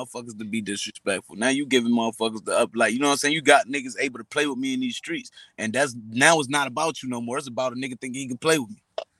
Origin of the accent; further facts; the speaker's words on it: Atlanta, Georgia, United States; I'm from Atlanta, but you want to pop who in the mouth?